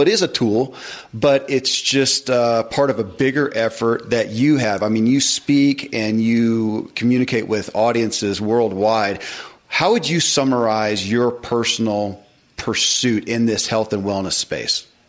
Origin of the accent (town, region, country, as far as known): Kentucky, United States; born or raised there